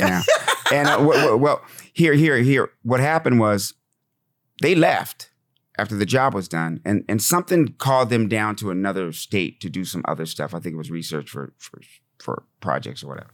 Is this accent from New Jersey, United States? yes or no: no; Fort Collins, Colorado, United States; also born or lived in Laramie, Wyoming; I grew up in Fort Collins, Colorado, in Laramie, Wyoming